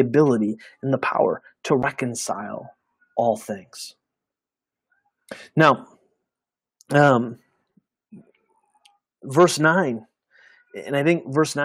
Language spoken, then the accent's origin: English; United States; We as American Christians